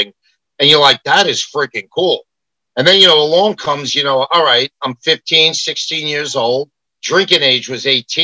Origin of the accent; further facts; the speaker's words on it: New York City, New York, United States; now in Long Island, United States; I was from Queens, but then I became an implant in Long Island.